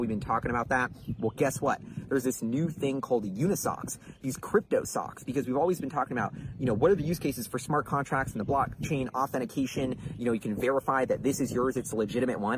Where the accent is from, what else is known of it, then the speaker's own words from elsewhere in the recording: New York, United States; growing up in New York